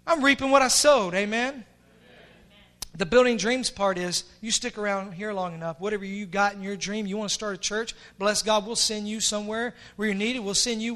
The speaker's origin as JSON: {"language": "English", "town": "Pulaski", "region": "Tennessee", "country": "United States", "tie": "born or raised there", "said": "I'm from Pulaski, Tennessee. Y'all know where Pulaski, Tennessee is? That's the home of the Ku Klux Klan. That's where the KKK was originated. And as a child, I saw the black race persecuted."}